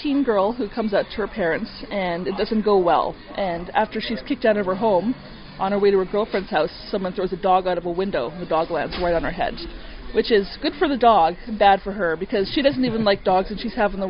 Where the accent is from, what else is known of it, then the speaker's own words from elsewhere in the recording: Thunder Bay, Ontario, Canada; born there; I was born in Thunder Bay, and I moved down here, and then I went back to Thunder Bay.